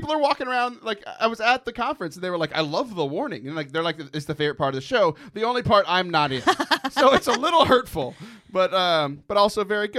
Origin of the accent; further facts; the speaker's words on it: Louisiana, United States; It runs in my blood. I'm Cajun.